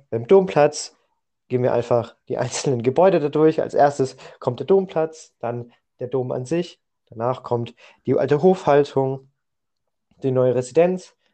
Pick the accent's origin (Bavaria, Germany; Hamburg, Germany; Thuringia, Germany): Bavaria, Germany; Bamberg; wir kommen ja aus Bamberg und ich habe es immer sehr interessant gefunden, was denn eigentlich so Bamberg war, was da Geschichten drin sind.